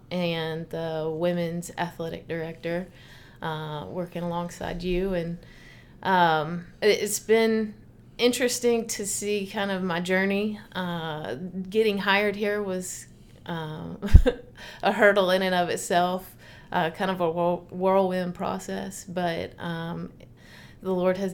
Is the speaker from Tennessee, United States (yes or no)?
yes; Nashville, Tennessee, United States; also born or lived in Memphis, Tennessee; I grew up in Nashville, Tennessee